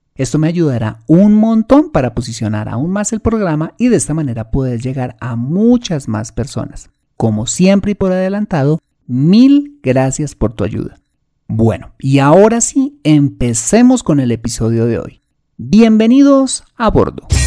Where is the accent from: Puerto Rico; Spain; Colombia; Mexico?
Colombia